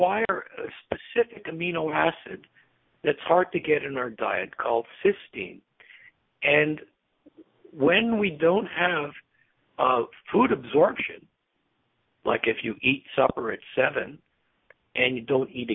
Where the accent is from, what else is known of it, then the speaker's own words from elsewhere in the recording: Canada; as a Canadian, I'm conservative